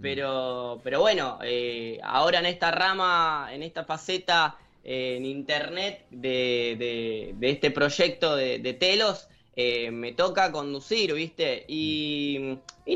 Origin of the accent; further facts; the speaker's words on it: Buenos Aires Province, Argentina; de Zona Oeste, que es de donde soy